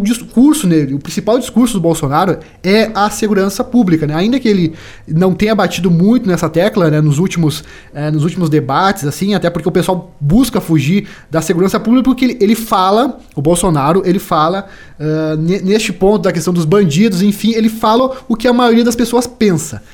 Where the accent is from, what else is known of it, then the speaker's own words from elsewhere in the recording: Brazil; como brasileiro